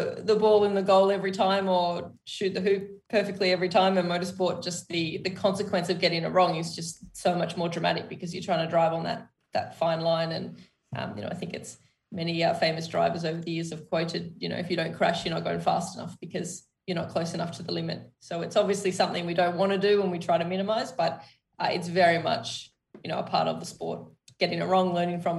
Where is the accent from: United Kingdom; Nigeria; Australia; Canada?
Australia; Sydney, New South Wales; We grew up in Sydney, and when I was just before high school, we moved out to like semi-rural